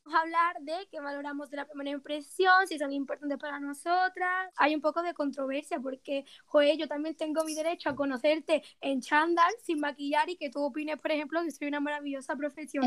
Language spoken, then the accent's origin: Spanish; Málaga, Andalusia, Spain; now in Granada, Spain; soy de Málaga y actualmente vivo en Granada